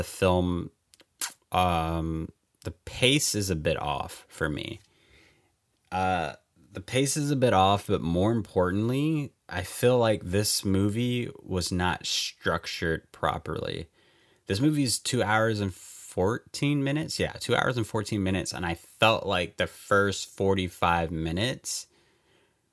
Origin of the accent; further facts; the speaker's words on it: United States; me being an American